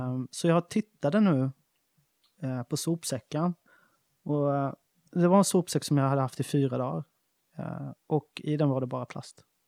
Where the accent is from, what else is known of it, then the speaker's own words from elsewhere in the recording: Smålandsstenar, Jönköping County, Sweden; moved away; när vi var 13-14 år så startade vi en skateboardförening i Smålandstena, där jag kommer ifrån